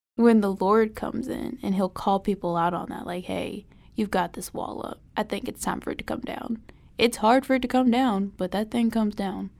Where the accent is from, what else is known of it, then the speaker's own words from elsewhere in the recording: Charlotte, North Carolina, United States; my hometown is Charlotte, North Carolina.